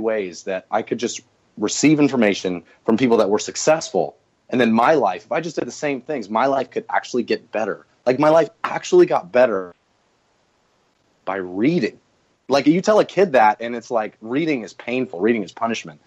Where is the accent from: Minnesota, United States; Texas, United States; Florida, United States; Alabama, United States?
Florida, United States; Northwest; I grew up in Northwest Florida